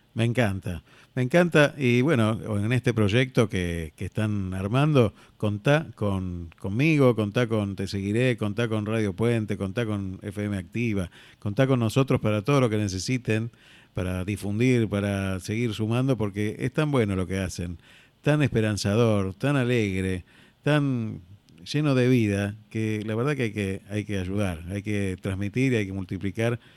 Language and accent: Spanish; Argentina; also born or lived in Spain